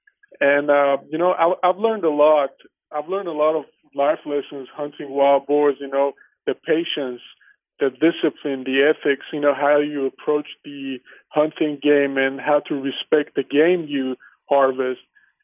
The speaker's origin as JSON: {"language": "English", "country": "Armenia", "tie": "born or raised there", "also_born_or_lived": "Iran", "moved": "yes", "said": "I'm an Armenian, and I grew up in Armenia and moved to Iran because my father had some construction projects, and obviously we had to move there."}